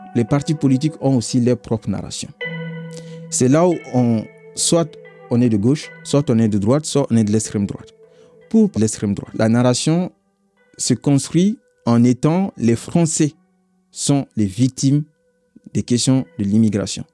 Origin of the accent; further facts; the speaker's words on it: Mali; moved away as an adult; now in France; je viens du Mali